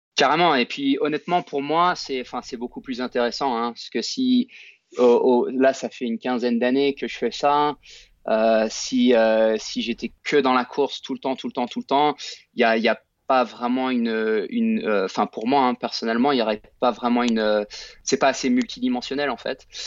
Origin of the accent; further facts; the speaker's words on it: France; moved away as an adult; also born or lived in United States; j'ai grandi en France